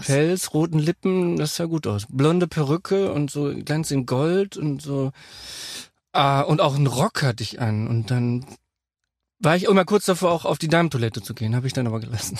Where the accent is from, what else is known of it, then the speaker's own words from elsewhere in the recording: North Rhine-Westphalia, Germany; ich bin ja Westfale